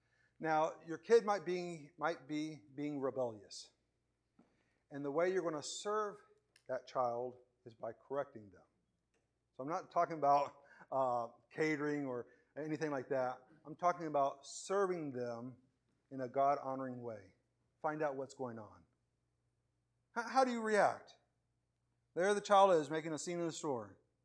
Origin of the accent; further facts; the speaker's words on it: Venezuela; English is a second language; growing up in Venezuela, I put the blame on my backwardness, not on anything else there.